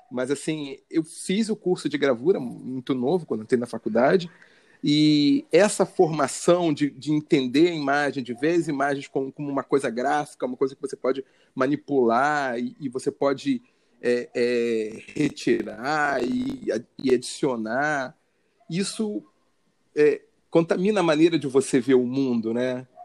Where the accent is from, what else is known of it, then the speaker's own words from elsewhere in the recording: Rio de Janeiro, Brazil; eu sou carioca, morador da zona norte do Rio de Janeiro, nasci em Bento Ribeiro